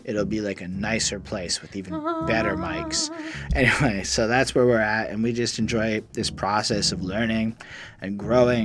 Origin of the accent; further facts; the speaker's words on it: Montreal, Quebec, Canada; we come from Montreal, Quebec